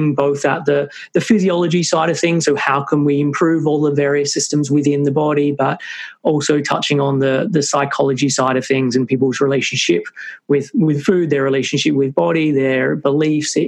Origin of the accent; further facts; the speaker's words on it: Sydney, New South Wales, Australia; moved away as an adult; now in United Kingdom; I'm originally from Sydney, Australia, but moved to the UK when I was like 21.